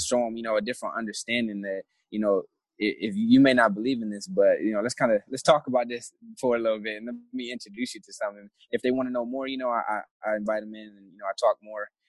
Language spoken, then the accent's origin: English; Flint, Michigan, United States; moved away as an adult; I'm from Flint originally, Flint, Michigan